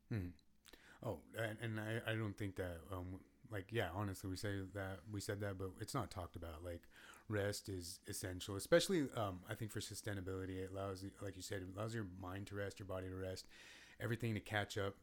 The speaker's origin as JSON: {"language": "English", "country": "United States"}